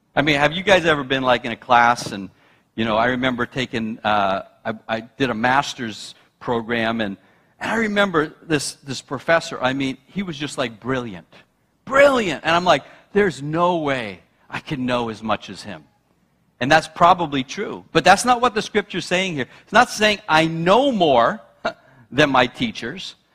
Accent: New York, United States; now in New England, United States; I'm a New Yorker

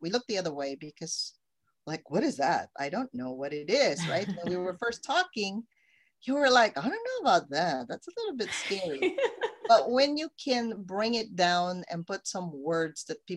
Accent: Philippines; now in United States; I came from the Philippines

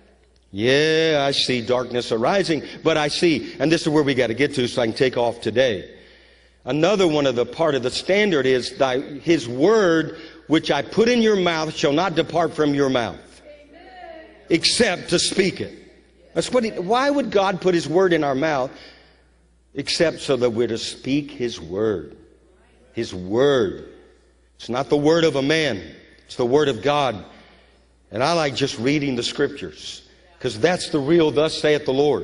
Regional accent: Louisiana, United States; moved away; I'm from Louisiana

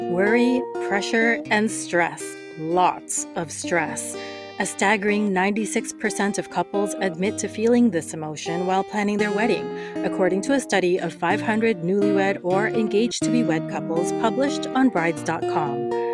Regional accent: Canada; I'm Canadian and I've lived here all my life

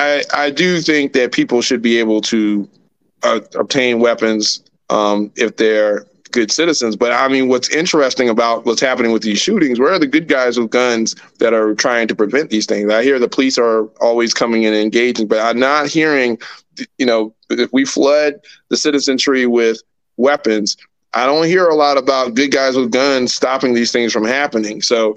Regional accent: United States; But as an American, I should be able to have both.

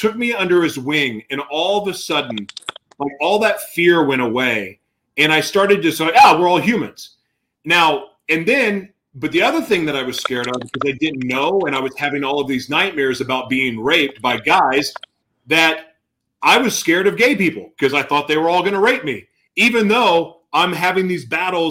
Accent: Oklahoma, United States; I grew up in Oklahoma

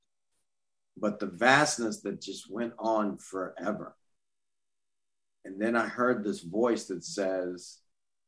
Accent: Baton Rouge, Louisiana, United States; growing up in Baton Rouge, Louisiana, especially back then

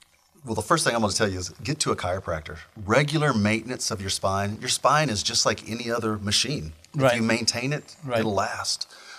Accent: Missouri, United States; moved away; I grew up in Missouri out in the middle of the woods, nowhere.

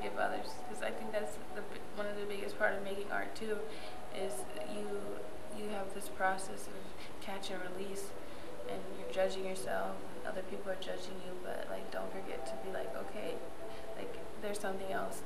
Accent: Ohio, United States; moved away as an adult; also born or lived in New York; now in New York City, United States; I'm 23 years old and I'm from Ohio

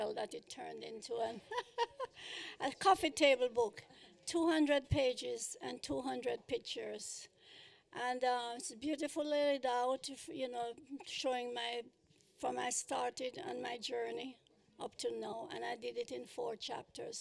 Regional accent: Kingston, Jamaica; moved away as an adult; now in United States; I was born in Kingston, Jamaica. I started my business in 1958. I spent 20 years in Jamaica doing music, and I came up here

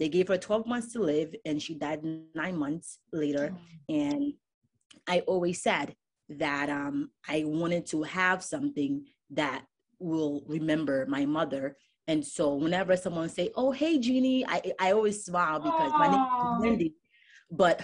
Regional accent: Newark, New Jersey, United States; You know, my mom barely spoke English. We grew up in Newark, New Jersey.

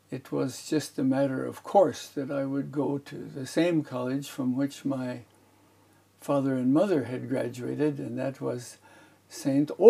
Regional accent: Beijing, China; born there; also born or lived in United States; I was born in the British hospital in Beijing, China, because I was too big a baby for my athletic mother, so that it had to be a cesarean operation. So that's my beginning.

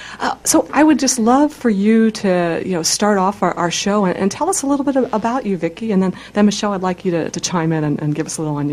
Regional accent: Washington, District of Columbia, United States; Coming from Washington, D.C. myself.

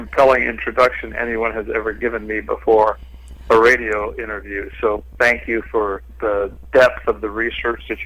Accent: Los Angeles, California, United States; born or raised there

